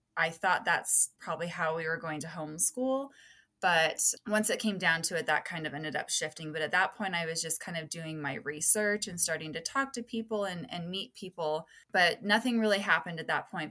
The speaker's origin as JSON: {"language": "English", "town": "Las Vegas", "region": "Nevada", "country": "United States", "said": "I'm from Las Vegas, Nevada, and I live with my husband and my two"}